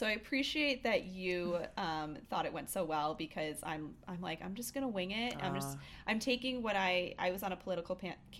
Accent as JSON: {"language": "English", "town": "Chicago", "region": "Illinois", "country": "United States", "moved": "as an adult", "lives_now": "Denver, United States", "said": "So I'm originally from Chicago. I moved to Denver 3.5 years ago."}